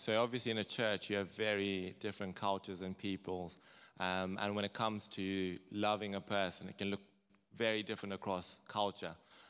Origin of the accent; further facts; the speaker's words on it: Zimbabwe; moved away; I grew up in Zimbabwe where people are very blunt, say things as they are.